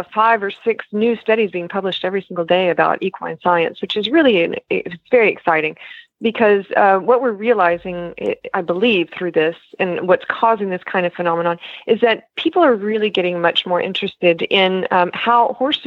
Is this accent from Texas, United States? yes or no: yes; Texas, United States; now in France; I'm originally from Texas.